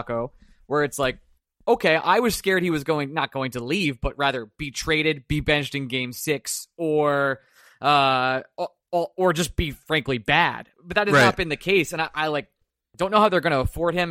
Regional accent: Bay Shore, New York, United States; now in Philadelphia, United States; I was born and raised in Bayshore, Long Island, and now I live in Philadelphia

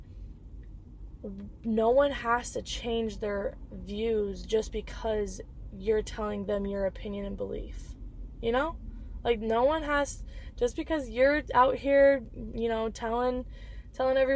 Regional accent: Dixon, United States; moved away as an adult; also born or lived in Cedar Rapids, Iowa; now in Milwaukee, United States; back home in Dixon, where I live, in my hometown. And then I could also go to my ex-hometown, or my ex-home, Cedar Rapids

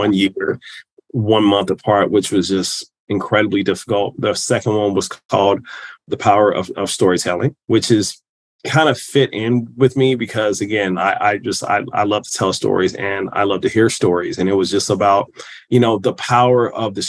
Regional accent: Kansas City, Missouri, United States; I'm from Kansas City, Missouri.

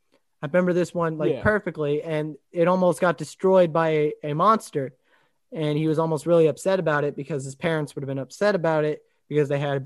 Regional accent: Italy; also born or lived in Japan; as a kid that I grew up in Italy and Japan, like literally I was 8 years old when I went to what's the place called in Rome, Italy, the chapel.

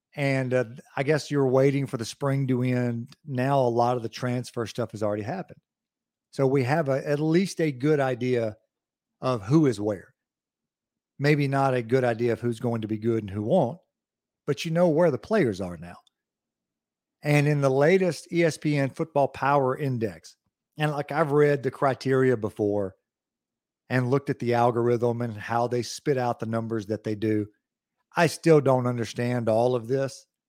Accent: United States; I'm from Lawrence County, so there's a lot of country here

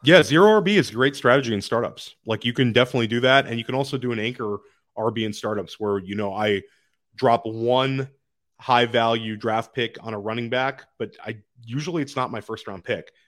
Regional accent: Washington, District of Columbia, United States; I grew up in Washington, D C

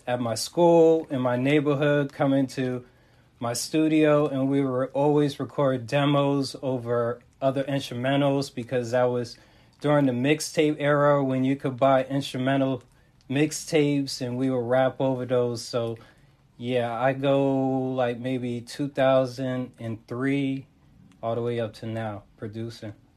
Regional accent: Montclair, New Jersey, United States; I'm repping from North Jersey, that is Montclair

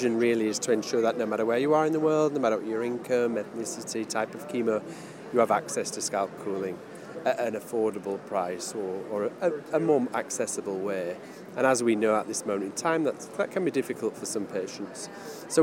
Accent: United Kingdom; accent: British; I'm a British citizen, you can probably tell by the accent.

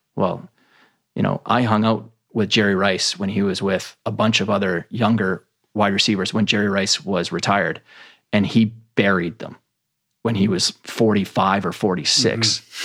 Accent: Canada; I grew up in Canada

